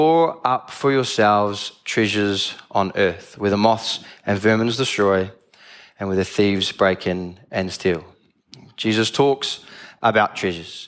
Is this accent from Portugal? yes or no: no; Tauranga, Bay of Plenty, New Zealand; I'm from Tauranga, I've lived there all my life, all 21 years.